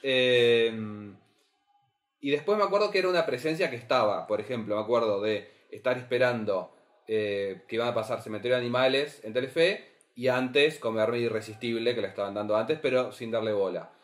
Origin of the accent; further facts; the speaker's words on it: Carmen de Patagones, Buenos Aires Province, Argentina; yo soy de Carmen Patagones